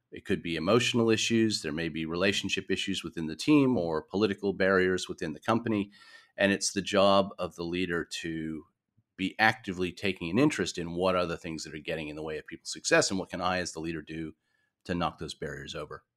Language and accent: English; New York, United States; moved away as an adult; also born or lived in San Francisco / Melbourne; now in Australia; I wasn't born in Australia. I was born in New York.